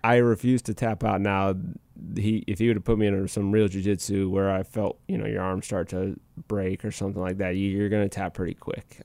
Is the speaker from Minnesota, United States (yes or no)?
yes; Minnesota, United States; moved away as an adult; I was back in Minnesota because that's my hometown